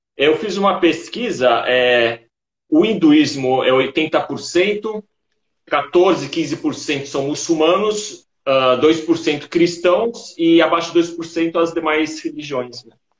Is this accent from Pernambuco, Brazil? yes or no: no; Santos, São Paulo, Brazil; eu nasci em Santos.